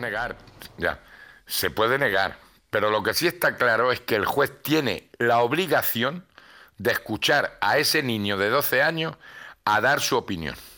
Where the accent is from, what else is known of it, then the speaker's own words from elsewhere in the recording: Granada, Andalusia, Spain; mi barrio no veas cómo estaba el Albaicín